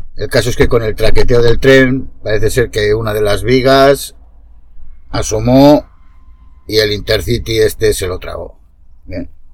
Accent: Castellón de la Plana, Valencian Community, Spain; Nosotros somos de Castellón

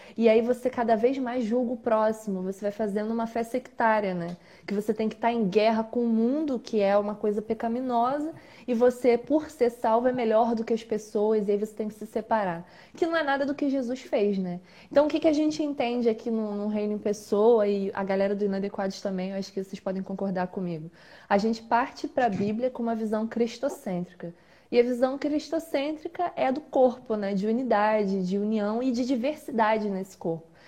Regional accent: Duque de Caxias, Rio de Janeiro, Brazil; sou de Caxias, sou aqui de Caxias do Rio de Janeiro

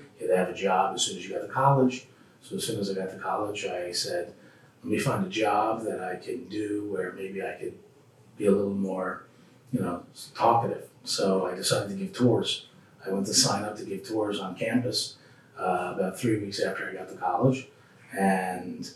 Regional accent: central New Jersey, United States; also born or lived in Connecticut; I grew up in New Jersey, central New Jersey

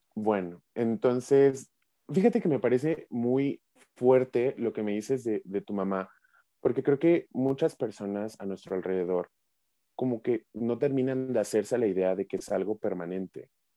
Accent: Mexico City metropolitan area, Mexico; somos del área metropolitana, somos de la Ciudad de México y del Estado de México respectivamente

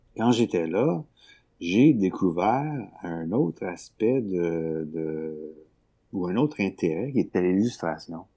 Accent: Sherbrooke, Quebec, Canada; je suis né à Sherbrooke, dans les cantons de l'Est.

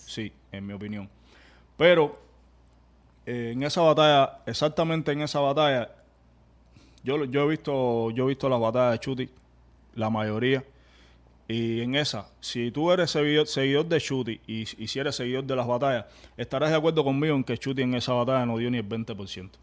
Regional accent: Cuba; now in United States; venimos de Cuba

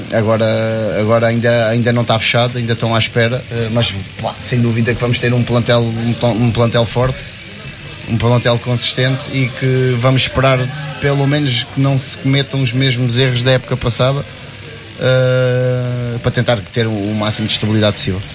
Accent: Montijo, Setúbal, Portugal; aqui no clube da minha terra

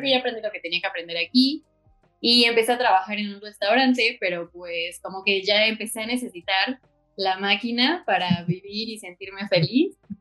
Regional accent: Puebla, Mexico; also born or lived in León / New York; soy de Puebla

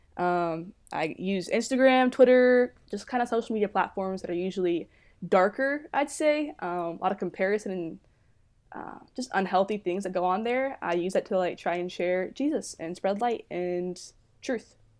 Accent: Dallas, Texas, United States; I'm from the Dallas, Texas area.

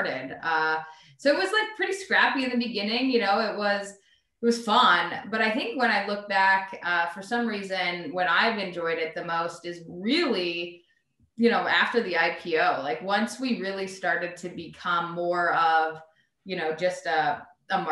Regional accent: Canada; moved away as an adult; now in United States; So I'm from Canada. I'm Canadian. I came to the US to go to school and to play soccer a long time ago

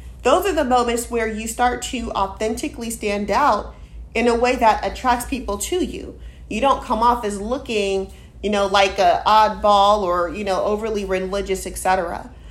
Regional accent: Austin, Texas, United States; I grew up in Austin, educated here

